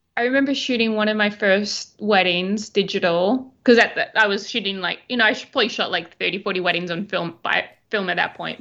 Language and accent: English; Albany, Western Australia, Australia; moved away as an adult; also born or lived in Perth / London; now in New York City, United States; I am originally from a small town called Albany in Western Australia